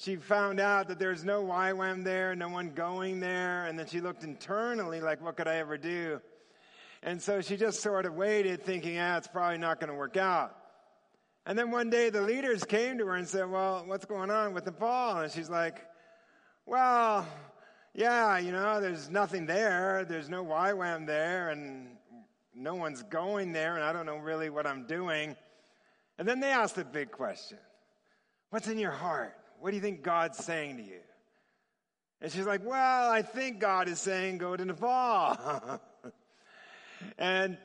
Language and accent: English; Torrance, California, United States; also born or lived in Manhattan Beach; I grew up in Torrance, and so I'm from L.A.